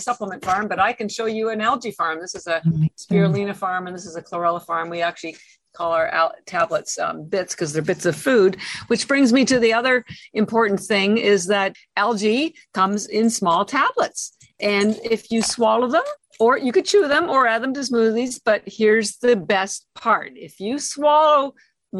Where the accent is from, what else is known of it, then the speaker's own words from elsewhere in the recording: Canada; moved away as an adult; now in Boston, United States; I'm Canadian, although I've lived in Boston 33 years